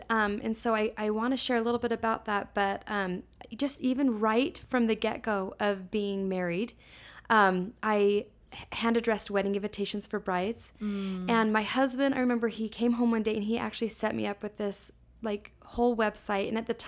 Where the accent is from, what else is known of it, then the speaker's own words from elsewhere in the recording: Salt Lake City, Utah, United States; So I was born and raised here in Salt Lake.